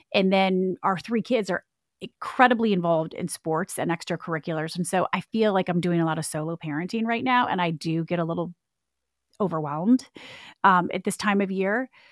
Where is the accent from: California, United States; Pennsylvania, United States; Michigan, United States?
Michigan, United States; now in Clemson, South Carolina, United States; I grew up in Michigan. and, uh, born and raised in the Midwest